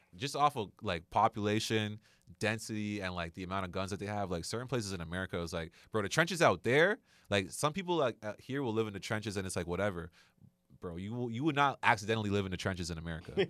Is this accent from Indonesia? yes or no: no; Canada; being a Canadian citizen